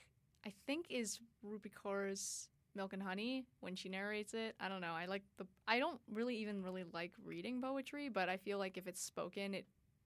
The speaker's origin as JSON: {"language": "English", "town": "Edmonton", "region": "Alberta", "country": "Canada", "said": "I'm from Edmonton. It's like this, it's technically a city, but I don't know, compared to a metropolis like LA or New York or like even Boston, it's really, really small."}